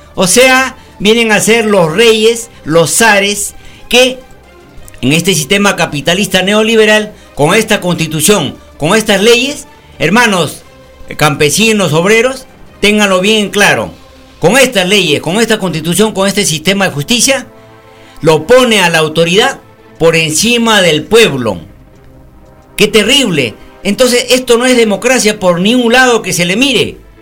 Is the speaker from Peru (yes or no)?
yes; Peru